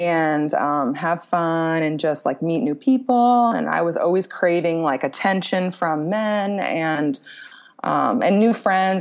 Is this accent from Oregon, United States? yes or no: no; Royersford, Pennsylvania, United States; moved away as an adult; also born or lived in Cancun, Mexico; now in Cape Coral, United States; I grew up outside of Philly